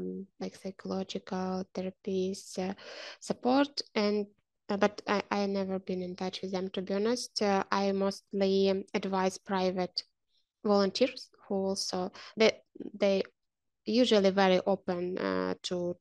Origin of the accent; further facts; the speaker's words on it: Ukraine; And I am from Ukraine.